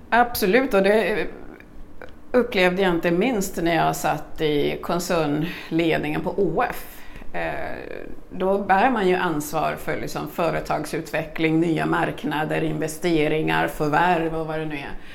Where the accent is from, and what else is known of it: Kungsängen, Stockholm County, Sweden; born or raised there; also born or lived in Congo / Burundi